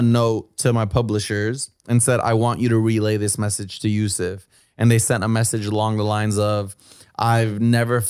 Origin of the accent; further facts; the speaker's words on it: Bay Area, California, United States; I'm from the Bay Area